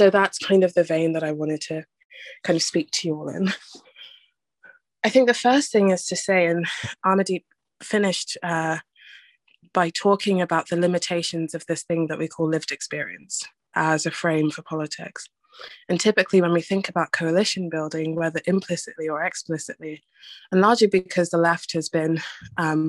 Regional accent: London, United Kingdom; I grew up in Newham, the most diverse borough in London

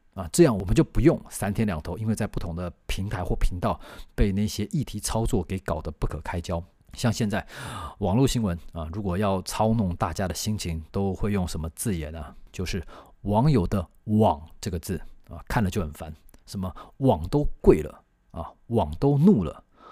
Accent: Taiwan; 我们台湾人

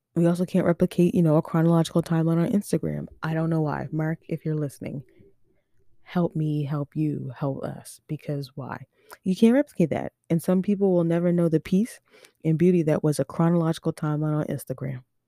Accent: Overtown, Nova Scotia, Canada; also born or lived in Halifax / Dartmouth; I'm from Overtown though, like, on the real, like, I grew up Overtown till I was four

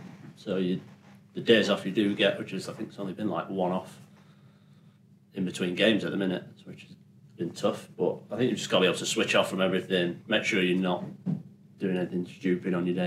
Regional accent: Yorkshire and the Humber, United Kingdom; I'm a Yorkshireman

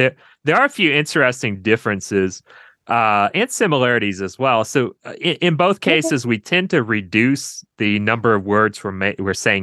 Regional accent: Monroe, Louisiana, United States; accent: Southern; now in Asheville, United States; I'm from Monroe in kind of the northeast

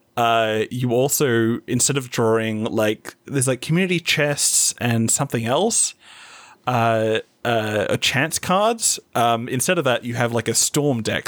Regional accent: Whitby, Yorkshire and the Humber, United Kingdom; moved away; Whitby, my hometown

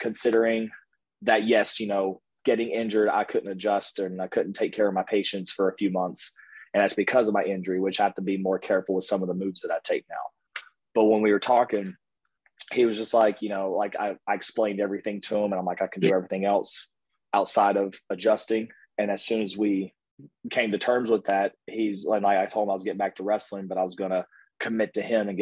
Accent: Kentucky, United States; I'm from Kentucky.

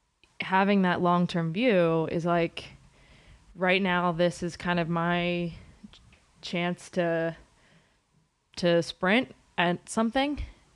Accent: East Coast, United States; moved away; we're both from the East Coast.

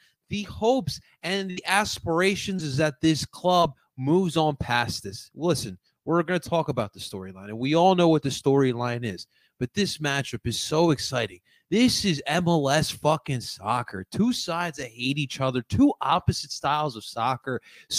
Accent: Philadelphia, Pennsylvania, United States; I am a Philadelphian.

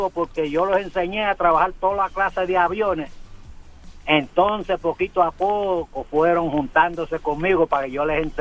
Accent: Puerto Rico; moved away as an adult; also born or lived in Dallas; Cuando yo salí de Puerto Rico en el 71, que yo trabajaba con Eastern Airlines, que me transfería a Dallas.

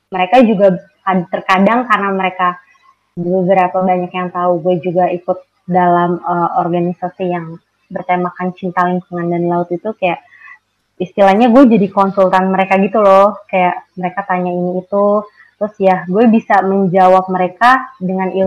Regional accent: Jakarta, Indonesia; sebagai orang Jakarta kayak di pulau uh, kepulauan Seribu itu ya lautnya kayak gitu

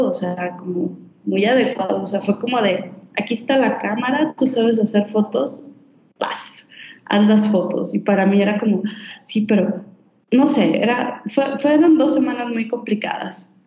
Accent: Guadalajara, Jalisco, Mexico; moved away; yo soy de Guadalajara

